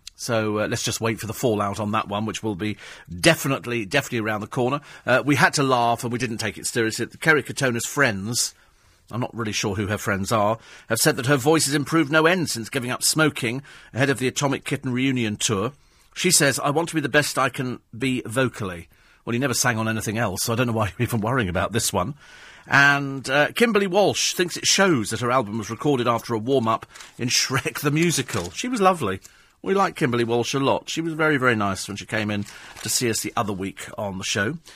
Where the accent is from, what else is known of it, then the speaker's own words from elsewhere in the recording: United Kingdom; We're British